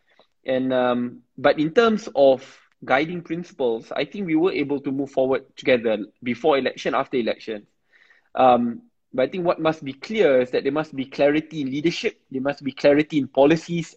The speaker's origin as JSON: {"language": "English", "country": "Malaysia", "said": "we are all Malaysian. So we are, in the end, Malaysian first"}